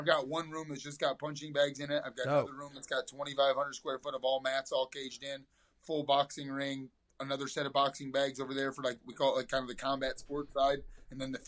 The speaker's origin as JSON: {"language": "English", "town": "Toledo", "region": "Ohio", "country": "United States", "tie": "born or raised there", "moved": "yes", "lives_now": "North Richland Hills, Texas, United States", "said": "born and raised in Toledo, Ohio."}